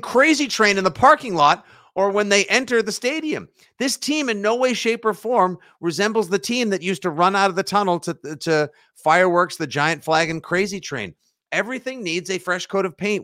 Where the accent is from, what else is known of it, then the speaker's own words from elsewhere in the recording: Braintree, Massachusetts, United States; Braintree Football, my al, my alma mater, my hometown